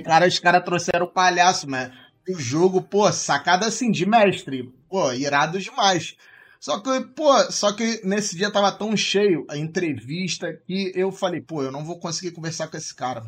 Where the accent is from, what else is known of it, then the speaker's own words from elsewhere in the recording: Rio de Janeiro, Brazil; eu sou do Rio